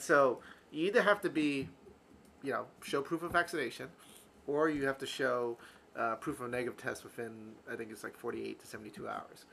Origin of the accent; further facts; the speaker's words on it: East Coast, United States; I'm from the East Coast.